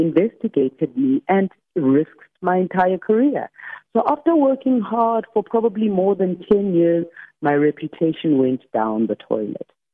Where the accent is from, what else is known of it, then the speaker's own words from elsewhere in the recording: Soweto, Gauteng, South Africa; I grew up in Soweto uh, between Orlando East and Deep Blue Extension.